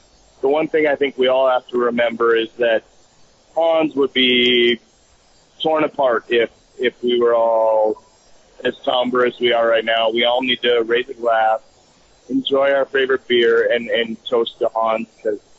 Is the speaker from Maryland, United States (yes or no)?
no; North Dakota, United States; growing up in North Dakota